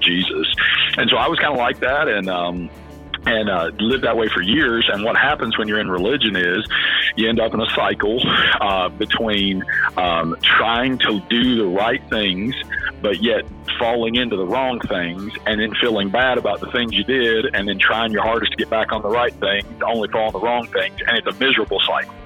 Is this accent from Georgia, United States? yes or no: no; West Virginia, United States; I'm originally from West Virginia. A very, very, very small town. There were more cows than people where I lived